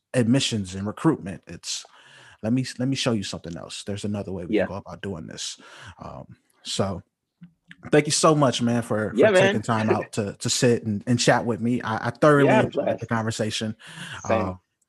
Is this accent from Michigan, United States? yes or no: no; Compton, California, United States; also born or lived in North Carolina; growing up in Compton